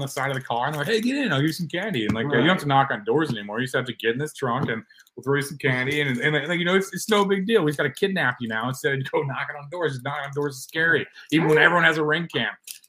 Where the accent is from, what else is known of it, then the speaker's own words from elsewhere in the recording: United States; Just because I'm American. It's the best country.